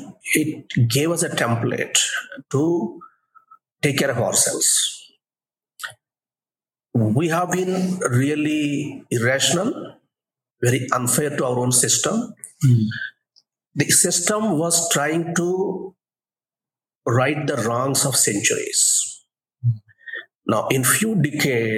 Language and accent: English; Coastal Andhra, Andhra Pradesh, India; I was born in Kostlandra